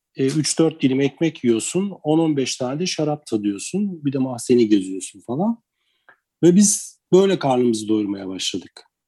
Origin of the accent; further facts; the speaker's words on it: Istanbul, Turkey; moved away as an adult; also born or lived in Karşıyaka, İzmir; now in Urla, Turkey; ben İstanbul doğumluyum